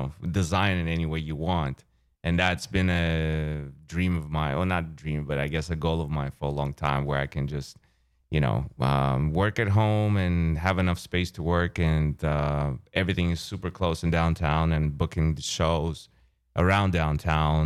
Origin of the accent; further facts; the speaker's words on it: Chicago, Illinois, United States; moved away as an adult; also born or lived in Azerbaijan; now in Los Angeles, United States; originally came from this little country called Azerbaijan, if you've heard of it or not, but I grew up in Chicago right before I moved